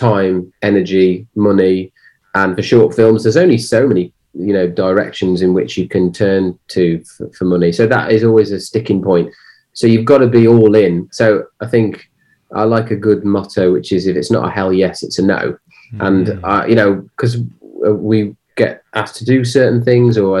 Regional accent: Cannock, West Midlands, United Kingdom; I'm from the Midlands, so in this specific area, Cannock

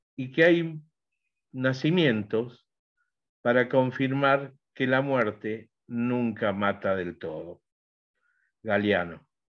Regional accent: Argentina; yo soy argentino

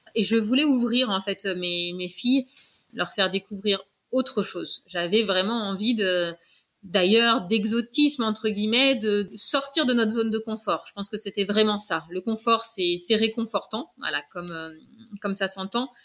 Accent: Paris, Île-de-France, France; moved away as an adult; now in Guadeloupe, France; J'ai grandi à Paris.

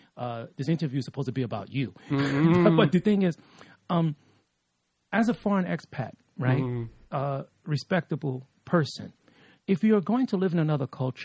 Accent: New York City, New York, United States; now in Taipei, Taiwan; I'm from New York City, South Bronx, Fort Apache.

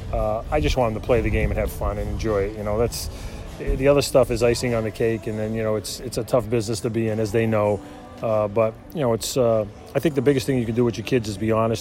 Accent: Worcester, Massachusetts, United States; moved away as an adult; I'd still be in Worcester, Mass.

